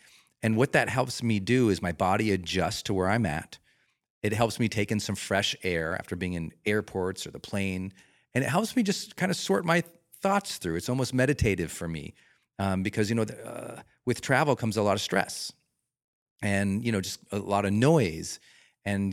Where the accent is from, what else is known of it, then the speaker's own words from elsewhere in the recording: Montana, United States; moved away; I'm a Rocky Mountain kid. I'm from Montana